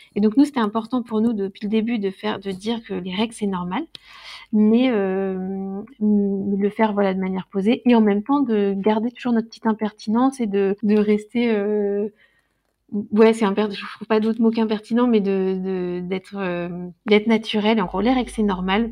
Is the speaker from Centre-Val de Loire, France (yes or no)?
yes; Loir-et-Cher, Centre-Val de Loire, France; je viens du Loir-et-Cher